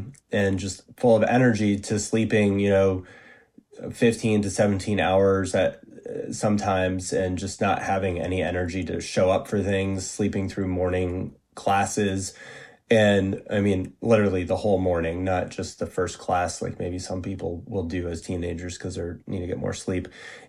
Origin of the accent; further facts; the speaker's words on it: New England, United States; also born or lived in Massachusetts; I grew up in Northern New England and went to high school in Massachusetts and, in the late 90s and early 2000s.